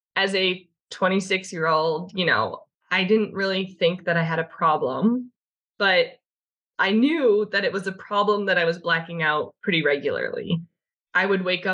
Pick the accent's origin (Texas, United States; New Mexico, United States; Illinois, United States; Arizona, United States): Illinois, United States; Chicago; I'm from Chicago. I was born and raised here, left for a short amount of time and came back.